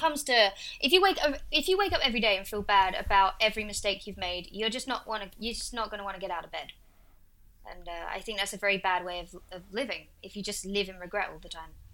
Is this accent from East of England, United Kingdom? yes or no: yes; Essex, East of England, United Kingdom; accent: Essex; in my accent, I'm from a place called Essex